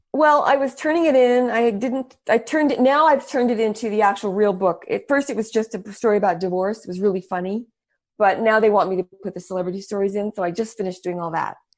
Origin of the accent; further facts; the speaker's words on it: El Paso, Texas, United States; moved away; also born or lived in New York; I was born in El Paso, Texas, and I spoke Spanish fluently, and I w, lived in the desert